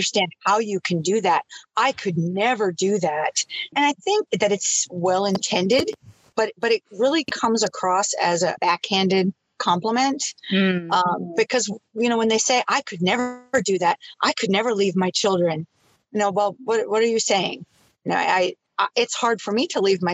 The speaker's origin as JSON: {"language": "English", "region": "northern Minnesota", "country": "United States", "tie": "born or raised there", "moved": "as an adult"}